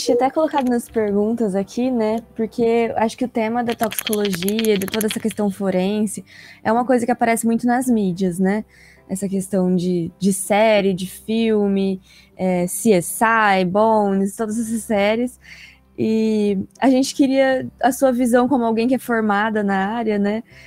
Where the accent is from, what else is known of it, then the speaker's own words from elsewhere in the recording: Brazil; falando como brasileira aqui